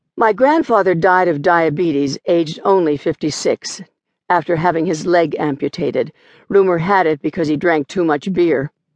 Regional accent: Smithton, Pennsylvania, United States; also born or lived in Charleroi, Pennsylvania; from the time when I was three years old and we moved from Charleroi, Pennsylvania, where I was born, I spent much of my childhood there

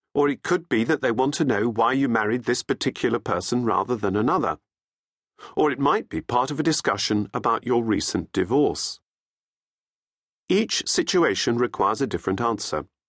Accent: England, United Kingdom; also born or lived in Australia; I was born in Australia to Australian parents with no English connections, but following my father's appointment to be managing director of an Australian company based in England, we emigrated to England, along with my three elder brothers, when I was still a baby

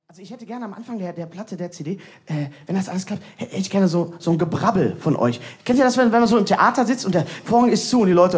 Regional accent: Bochum, North Rhine-Westphalia, Germany; Ja, ich komme aus, aus äh, Bochum

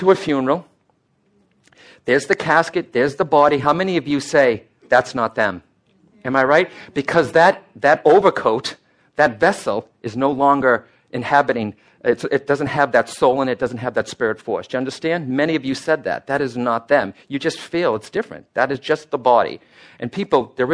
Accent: Boston, Massachusetts, United States; I'm born an Irish-Italian Catholic from Boston

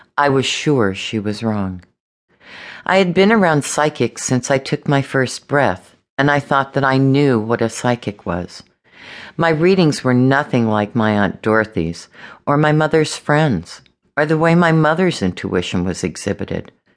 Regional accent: Los Angeles, California, United States; I was born and raised in Los Angeles

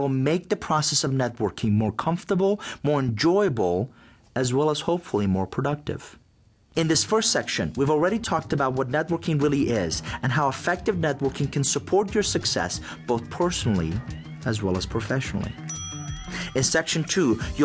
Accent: Iran; English is a second language; also born or lived in Atlanta, United States; now in United States; in Iran to a middle-class family. Both of my parents were teachers

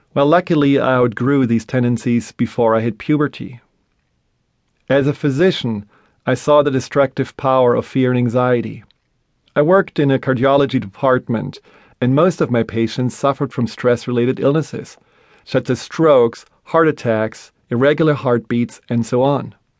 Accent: Black Forest, Baden-Württemberg, Germany; I grew up in Germany, in a small town in the middle of the Black Forest.

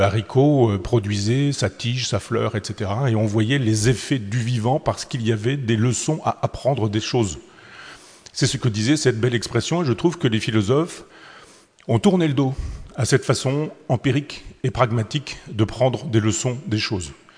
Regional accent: Chambois, Normandy, France; les anguilles de mon enfance, celle euh, du, du, petit lavoir de mon village natal à Chambois

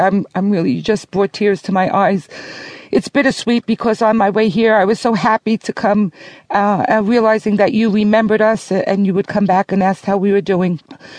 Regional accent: New York City, New York, United States; moved away; I was born here, and I can still feel the vibes when I come back.

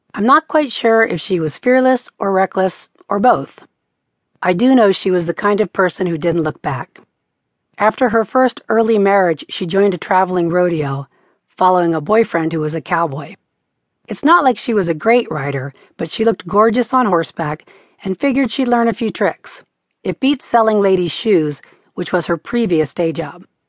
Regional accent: York, Pennsylvania, United States; We are from York, Pennsylvania, a factory town

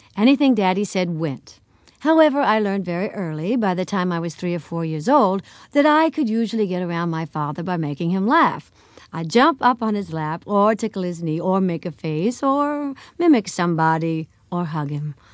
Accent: El Paso, Texas, United States; In El Paso, Texas.

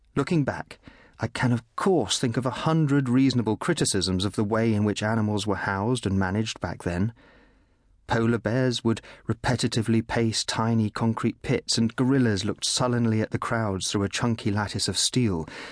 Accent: Bristol, South West England, United Kingdom; born or raised there; also born or lived in Kenya

